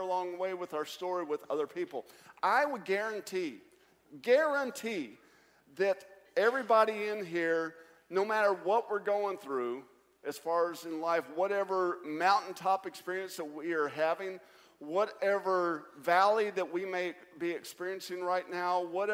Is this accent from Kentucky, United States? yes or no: yes; Kentucky, United States; moved away as an adult; now in South Carolina, United States; I'm from Kentucky, too.